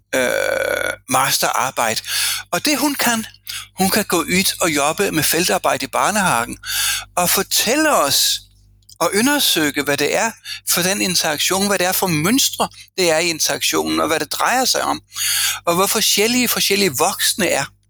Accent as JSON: {"language": "Danish", "country": "Denmark", "moved": "as an adult", "lives_now": "Norway", "said": "jeg kommer fra en kønskabskultur fra Danmark"}